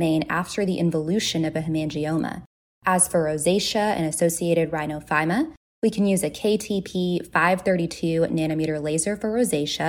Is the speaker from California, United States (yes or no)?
no; Texas, United States; moved away as an adult; also born or lived in Pennsylvania; now in Pittsburgh, United States; I'm originally from Texas and lived there for most of my life before moving over to Pennsylvania